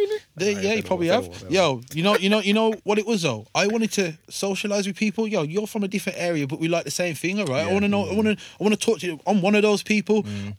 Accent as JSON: {"language": "English", "town": "Wolverhampton", "region": "West Midlands", "country": "United Kingdom", "said": "I can say I'm from Wolves to someone."}